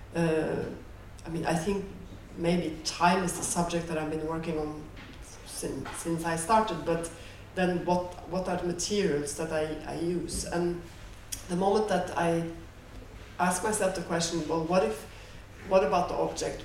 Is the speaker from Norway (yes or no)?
yes; Norway; growing up in Norway in the seventies.